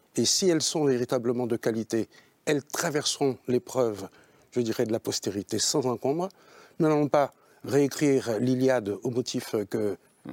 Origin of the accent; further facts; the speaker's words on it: Haiti; je suis haïtien. Et en tant qu'haïtien, nous les nègres, en Haïti